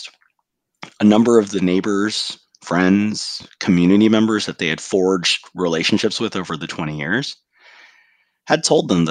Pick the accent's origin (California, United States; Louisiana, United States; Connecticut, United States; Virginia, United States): California, United States; our home state of California